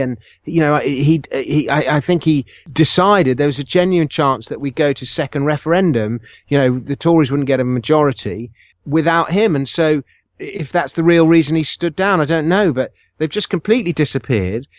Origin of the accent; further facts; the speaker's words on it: United Kingdom; I was born in Britain